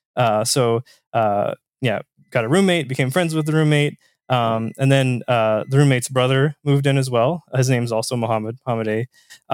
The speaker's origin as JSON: {"language": "English", "region": "Southern Indiana", "country": "United States", "said": "I'm from Southern Indiana myself. So, uh, small town"}